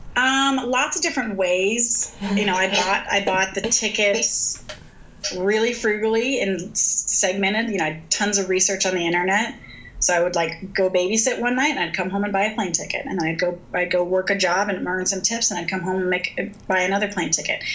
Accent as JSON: {"language": "English", "country": "United States", "tie": "born or raised there", "lives_now": "Bend, United States", "said": "I was born in the United States of America"}